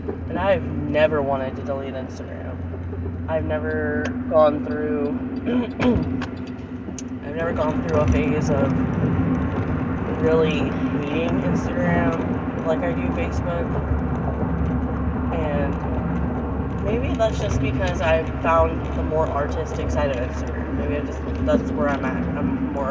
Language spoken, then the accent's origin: English; Florida, United States; moved away as an adult; now in Mississippi, United States; I've lived in Florida my whole entire existence up until 8 years ago when I moved up to Mississippi